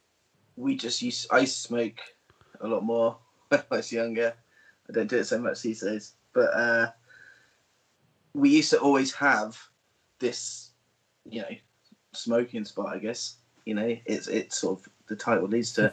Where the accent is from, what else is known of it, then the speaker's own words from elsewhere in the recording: Peterborough, East of England, United Kingdom; moved away; also born or lived in Norwich; I'm from Peterborough originally.